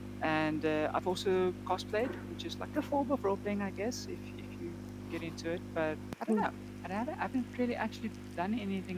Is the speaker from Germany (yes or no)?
no; Namibia; now in South Africa; I came from Namibia, so I mean, obviously the gaming scene there was quite a bit smaller than it is here in South Africa.